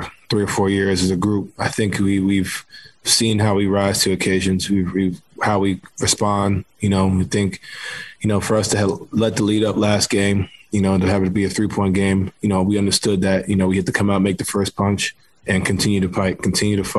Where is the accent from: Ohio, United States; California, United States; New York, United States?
New York, United States; New York City; I grew up playing basketball in New York City